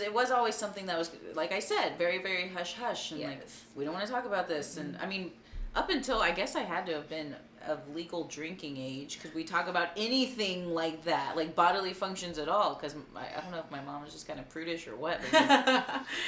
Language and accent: English; Texas, United States; being a Texan